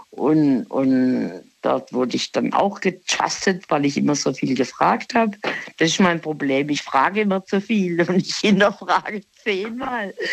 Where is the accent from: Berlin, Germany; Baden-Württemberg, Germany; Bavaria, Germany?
Baden-Württemberg, Germany; ich bin sehr früh los äh, aus dem Ortenaukreis Aachen, Ich mein Heimatort.